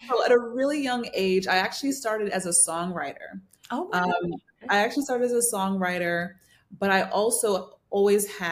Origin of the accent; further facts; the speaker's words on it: New Jersey, United States; also born or lived in New York; I grew up in New Jersey, born in New York, raised in New Jersey